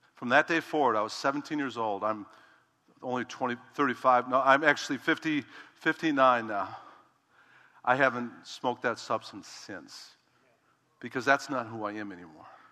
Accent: Chicago, Illinois, United States; I'm from Chicago

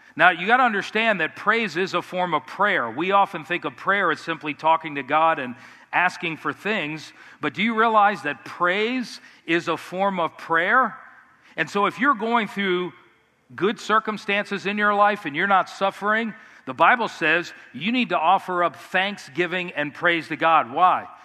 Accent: United States; as American Christians, we're very independent

